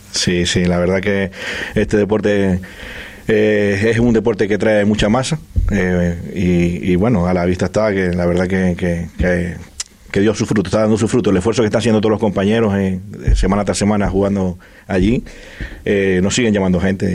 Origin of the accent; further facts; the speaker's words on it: Venezuela; now in Fuerteventura, Spain; son somos de Venezuela